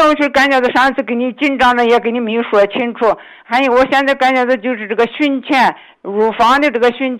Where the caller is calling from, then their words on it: Lanzhou, Gansu, China; 我是兰州的。